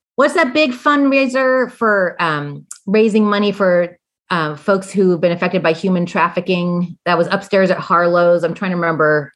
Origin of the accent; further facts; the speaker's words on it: Indiana, United States; moved away; also born or lived in Kentucky / Arkansas; I come from Indiana, you know, and so I have and I've worked in Kentucky and Arkansas